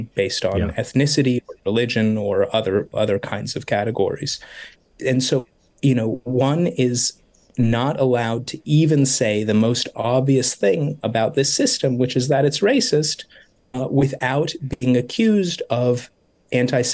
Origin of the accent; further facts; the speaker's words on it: United States; moved away as an adult; now in Jerusalem, Israel; as an American